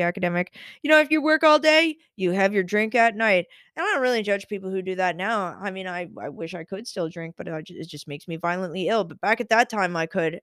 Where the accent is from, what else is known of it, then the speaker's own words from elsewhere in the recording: Summerside, Prince Edward Island, Canada; anybody who's from Summerside, shout out Saint Paul's Parish. I know that listeners from my hometown do listen